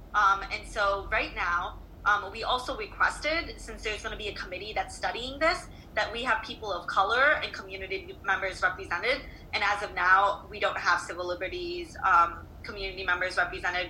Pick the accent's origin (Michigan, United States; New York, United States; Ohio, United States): Michigan, United States; Detroit; now in Virginia, United States; I'm from Detroit